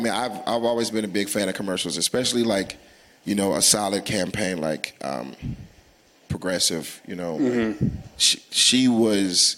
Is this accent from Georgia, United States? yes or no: yes; Atlanta, Georgia, United States; I'm from Atlanta